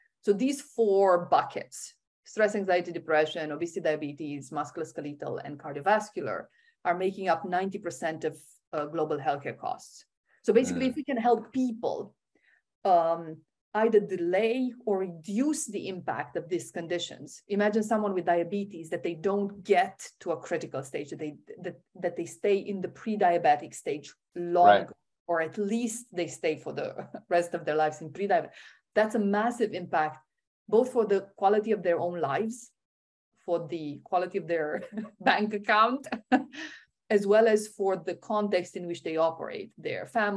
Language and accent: English; Romania; I was born in Romania